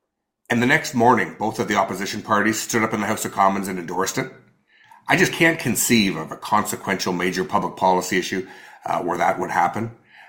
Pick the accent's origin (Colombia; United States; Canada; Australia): Canada; the first thing he said when he found out I was from Canada was